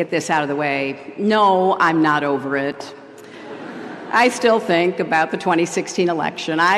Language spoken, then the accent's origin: English; United States; I say this not as a Democrat who lost an election, but as an American afraid of losing a country.